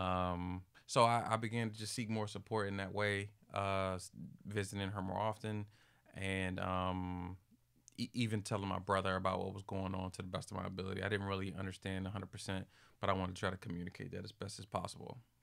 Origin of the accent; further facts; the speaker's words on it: Capitol Heights, Maryland, United States; I'm from Capital Heights, Maryland